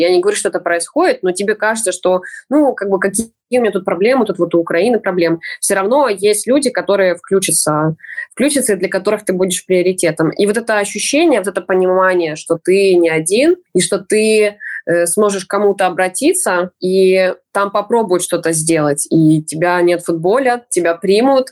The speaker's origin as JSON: {"language": "Russian", "country": "Belarus", "moved": "yes", "lives_now": "Lviv, Ukraine", "said": "я белоруска, даже если говорю по-украински"}